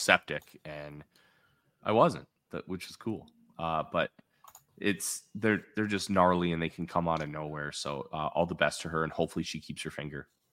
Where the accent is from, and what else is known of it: Midwest, United States